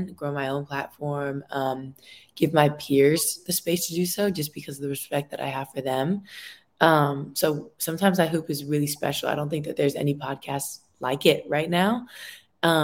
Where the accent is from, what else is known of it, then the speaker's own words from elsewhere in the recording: Santa Cruz, California, United States; I'm from Little Santa Cruz